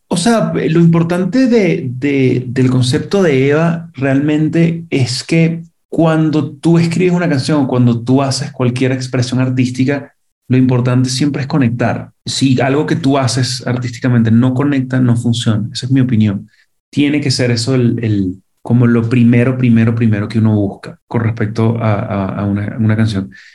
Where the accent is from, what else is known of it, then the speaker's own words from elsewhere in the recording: Venezuela; moved away as an adult; now in Mexico; cuando llegué yo de Venezuela para acá a vivir